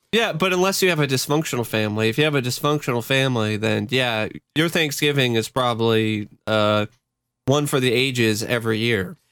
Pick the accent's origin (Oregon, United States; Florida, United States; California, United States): Oregon, United States; Tigard; also born or lived in Honolulu, Hawaii; went over to my grandmother's house in uh, Portland, uh, the Tigard, Oregon area. That's pretty much my home uh, town. That's that's and that's pretty much the house that I grew up